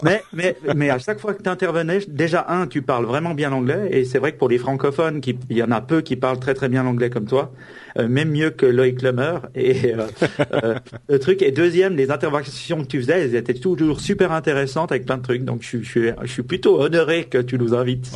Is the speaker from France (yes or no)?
no; Switzerland; je suis suisse.